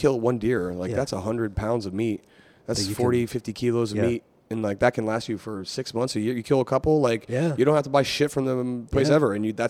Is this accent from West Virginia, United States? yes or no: yes; West Virginia, United States; I'm from West Virginia, right?